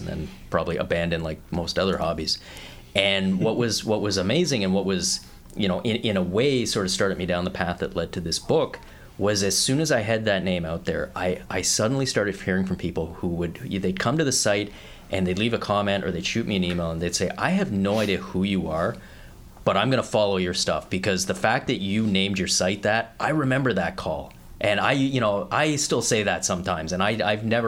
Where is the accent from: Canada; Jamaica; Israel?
Canada; also born or lived in Australia / California; when I got to Canada, I'm 5 years old